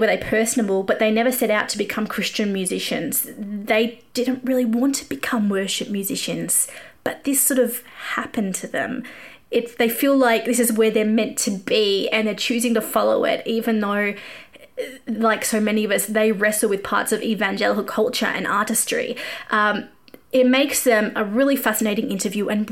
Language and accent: English; Australia; accent: Australian; my Australian accent